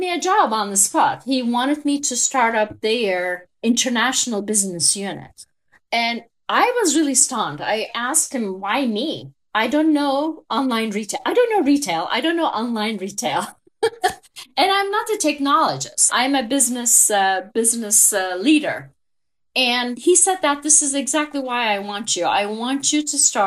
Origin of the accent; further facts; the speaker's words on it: Turkey; English is a second language; moved away as an adult; So as you can tell from my accent, I am a Turkish native. I was born and raised in Turkey.